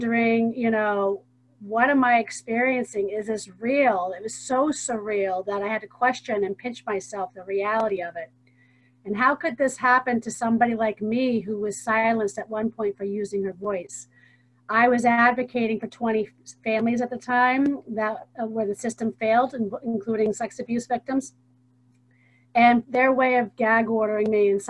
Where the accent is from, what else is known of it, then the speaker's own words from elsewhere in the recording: Hingham, Massachusetts, United States; I'm from Hingham, Massachusetts